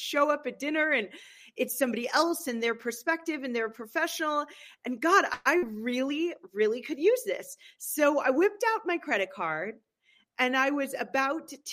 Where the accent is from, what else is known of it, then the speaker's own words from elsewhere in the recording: Berkeley, California, United States; moved away as an adult; also born or lived in San Francisco / Los Angeles / New York / East Coast; now in Aspen, United States; I was born and raised in California